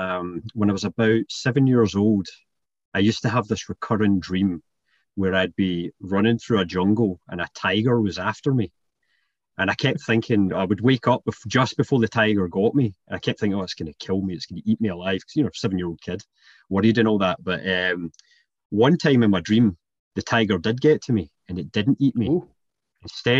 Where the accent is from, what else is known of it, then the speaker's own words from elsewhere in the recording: Scotland, United Kingdom; now in Canada; born in Canada and then moved to Scotland when I was pretty young, hence the accent.